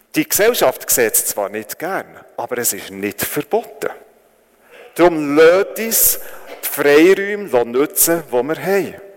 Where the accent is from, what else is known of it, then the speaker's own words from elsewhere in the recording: Switzerland; also born or lived in Northern Thailand; weil ich als, Le als Schweizer Lehrer dort geschafft habe